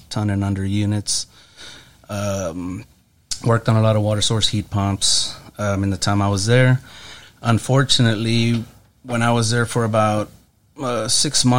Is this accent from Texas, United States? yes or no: yes; Brownsville, Texas, United States; I'm originally from Brownsville.